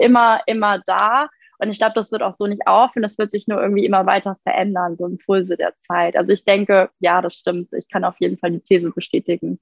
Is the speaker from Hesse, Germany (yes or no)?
yes; Frankfurt, Hesse, Germany; Ich komme ja hier aus Frankfurt.